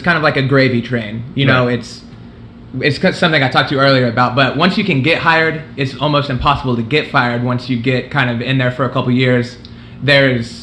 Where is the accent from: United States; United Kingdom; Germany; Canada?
United States; Midwest City, Oklahoma; I'm from Midwest City, which is a suburb of Oklahoma City.